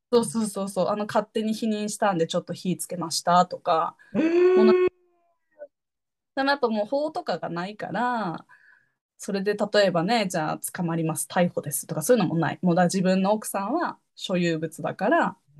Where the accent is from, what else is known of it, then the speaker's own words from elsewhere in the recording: Japan; moved away as an adult; 日本で生まれ育った